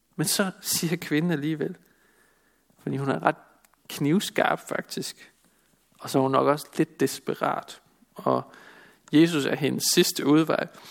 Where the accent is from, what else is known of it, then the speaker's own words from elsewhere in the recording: Denmark; Som danskere